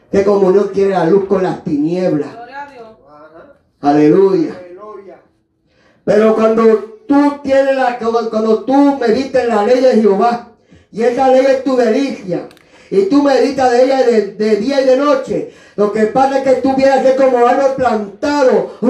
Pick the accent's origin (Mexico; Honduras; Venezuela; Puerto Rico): Puerto Rico; moved away; Ahí en Buffalo, New York, yo tuve que, aleluya, como llegué de Puerto Rico, aleluya, y cogí ayuda de gobierno